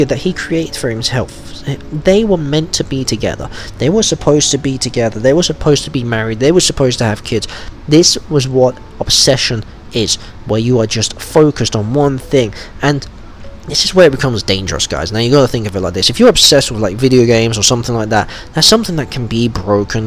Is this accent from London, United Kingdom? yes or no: no; Wolverhampton, West Midlands, United Kingdom; from my hometown actually, in Wolverhampton